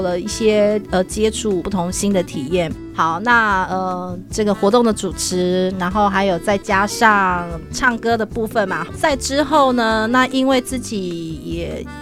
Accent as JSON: {"language": "Chinese", "country": "Taiwan", "moved": "yes", "said": "我是布农族的"}